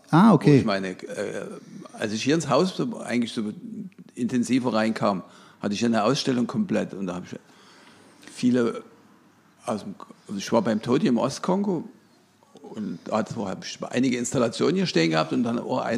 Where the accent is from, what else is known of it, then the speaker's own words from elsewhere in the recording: Dresden, Saxony, Germany; Ich bin aus Dresden.